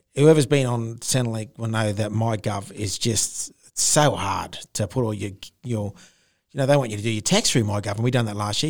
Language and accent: English; Darwin, Northern Territory, Australia; moved away; I grew up in Darwin